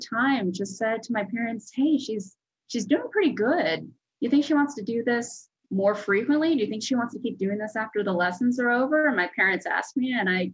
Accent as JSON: {"language": "English", "town": "Houston", "region": "Texas", "country": "United States", "tie": "born or raised there", "also_born_or_lived": "New York", "said": "we grew up southeast of Houston near where NASA is."}